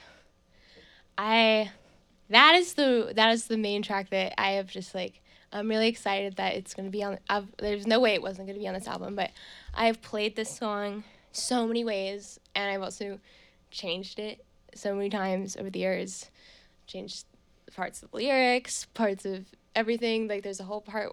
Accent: Bucks County, Pennsylvania, United States; also born or lived in New York; now in Burlington, United States; I'm from Bucks County, Pennsylvania

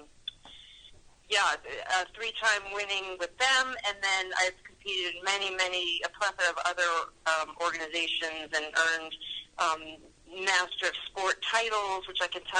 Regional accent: Yonkers, New York, United States; I grew up in Yonkers, which is Westchester County.

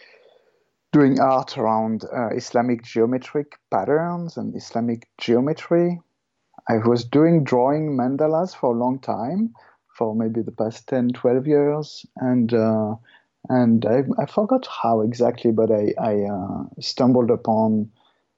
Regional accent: Paris, Île-de-France, France; also born or lived in Ireland / Australia; now in Perth, Canada; I grew up in France, in Paris

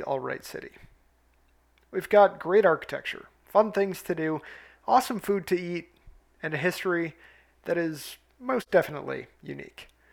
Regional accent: Minnesota, United States; also born or lived in Saint Paul, Minnesota; the state of my home state of Minnesota

